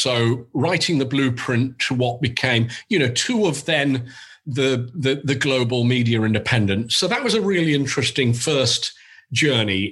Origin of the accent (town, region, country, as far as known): England, United Kingdom; accent: English; moved away as an adult; now in New York, United States